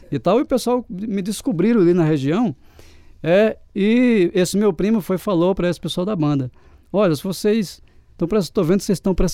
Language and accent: Portuguese; São José dos Espinharas, Paraíba, Brazil; also born or lived in Patos; Eu nasci na cidade de Patos, na Paraíba, e fui criado mais numa cidadezinha mais do interior, são José dos Espinharas.